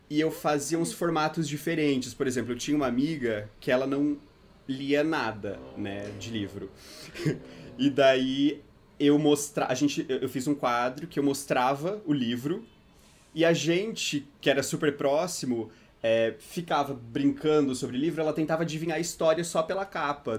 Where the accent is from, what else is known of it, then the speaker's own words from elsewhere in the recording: interior of Santa Catarina, Brazil; moved away as an adult; now in São Paulo, Brazil; eu sou do interior de Santa Catarina. Fica três horas de Florianópolis, mais pro sul, assim, de Santa Catarina, é uma cidade chamada Sara